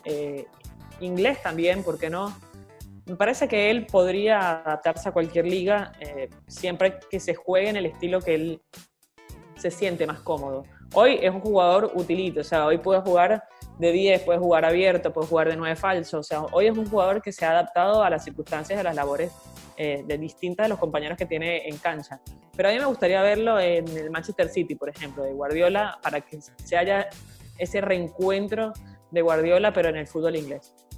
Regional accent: Venezuela; now in Argentina; un gusto para mí también desde acá de Argentina, siendo venezolana

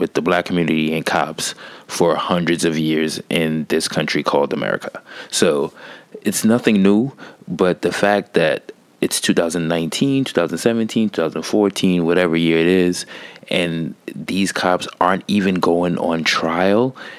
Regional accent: New York, United States; I'm from New York

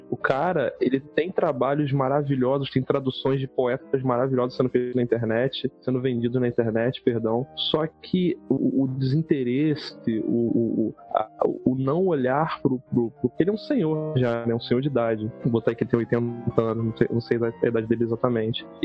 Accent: Minas Gerais, Brazil; vai que eu fico mais louco do que eu já sou mineiro.

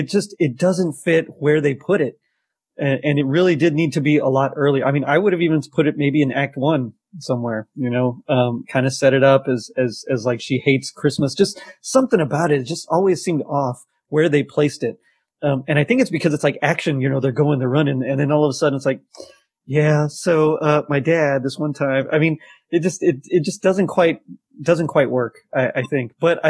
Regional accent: South Texas, United States; I'm from South Texas, so while there are chimneys, nobody uses them ever.

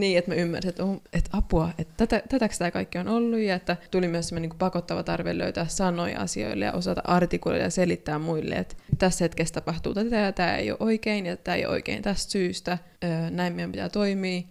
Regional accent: Finland; moved away as an adult; also born or lived in Sweden; now in Ghana; Mä oon syntynyt Suomessa, niin kuin sanoit, ja mun isä on Kaanasta

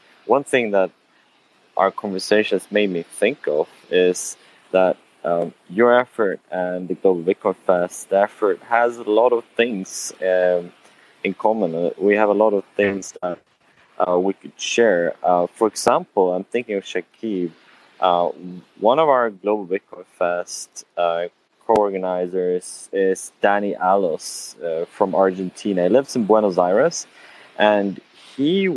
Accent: Sweden; moved away; I'm from Sweden, but I don't live there anymore

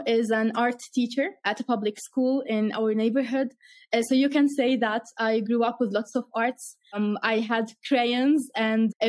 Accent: Irbid, Irbid Governorate, Jordan; I grew up in the north of Jordan in a city called Irbid.

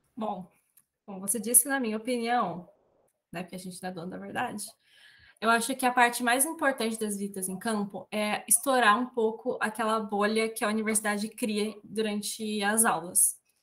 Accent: Presidente Prudente, São Paulo, Brazil; eu sou aqui da região do Oeste Paulista, né? De uma cidade muito curiosamente chamada de Presidente Prudente

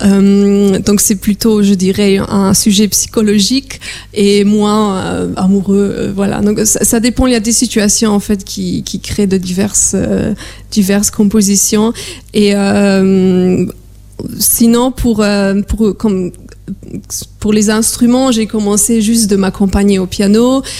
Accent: Warsaw, Masovian Voivodeship, Poland; moved away; je suis polonaise, je viens de Varsovie.

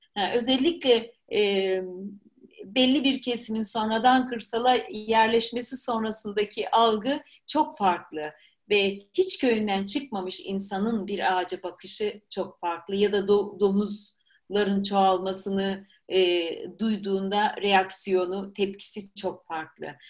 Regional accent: Black Sea Region, Turkey; moved away; also born or lived in Germany; Karadenizliyim sonuçta.

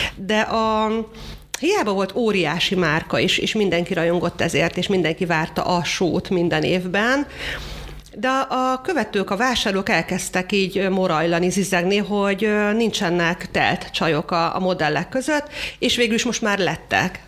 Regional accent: Hungary; magyarok vagyunk

